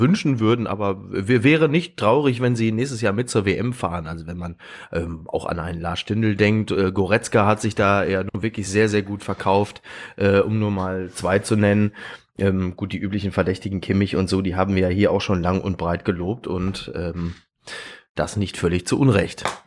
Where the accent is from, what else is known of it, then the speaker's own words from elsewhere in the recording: Ruhr area, North Rhine-Westphalia, Germany; ich komme aus dem Ruhrgebiet